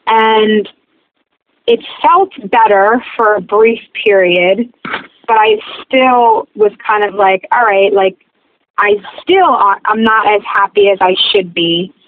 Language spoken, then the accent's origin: English; New Jersey, United States; I'm from Bergen County, so that's like North Jersey. It's about 30 minutes from New York City. It's like a suburb of the city. It's a small little community. It's a train town